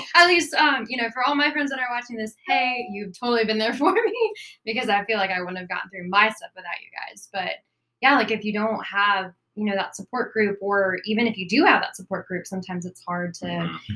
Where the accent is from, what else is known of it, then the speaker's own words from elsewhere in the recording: Florence, South Carolina, United States; I'm originally from South Carolina, little town near Myrtle Beach, um, it's Florence.